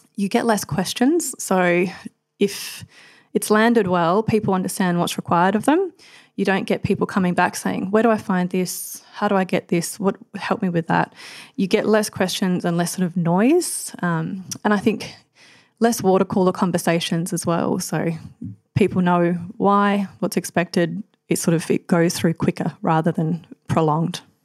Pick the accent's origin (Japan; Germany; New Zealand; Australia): Australia; Adelaide, South Australia; also born or lived in Queensland; now in Melbourne, Australia; I'm originally from Adelaide, so after growing up from Adelaide, just, uh, in a sort of small country town